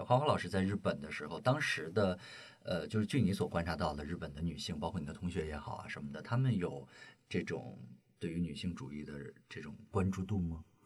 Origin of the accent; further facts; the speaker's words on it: Shandong, China; 因为我本身是山东人